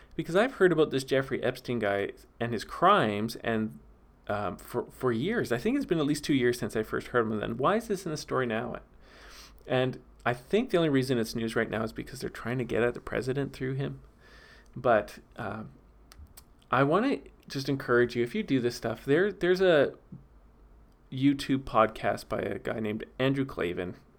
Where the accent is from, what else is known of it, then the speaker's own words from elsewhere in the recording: Vernon, British Columbia, Canada; moved away; the city I'm from, Vernon, B C